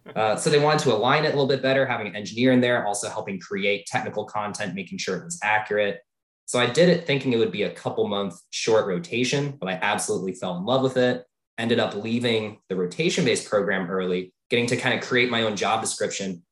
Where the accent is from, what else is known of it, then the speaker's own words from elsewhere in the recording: Tucson, Arizona, United States; I grew up in Tucson, Arizona